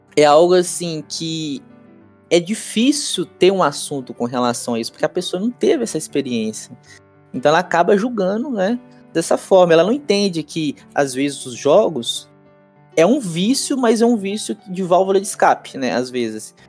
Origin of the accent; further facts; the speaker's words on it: Brazil; como brasileiro